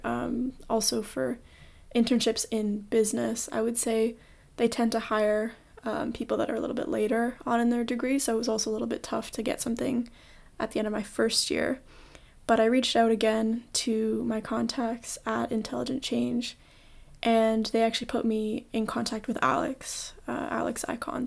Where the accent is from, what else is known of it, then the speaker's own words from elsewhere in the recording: Toronto, Ontario, Canada; I was born and raised in Toronto